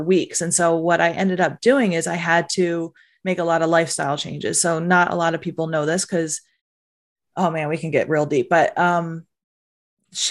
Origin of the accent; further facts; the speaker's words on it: New Jersey, United States; I was from Jersey. I was this Jersey girl